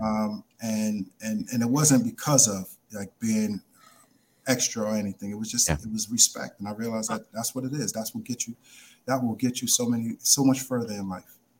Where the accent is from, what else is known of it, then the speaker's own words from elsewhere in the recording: New York City, New York, United States; also born or lived in Brooklyn; 14 years old, growing up in the Bronx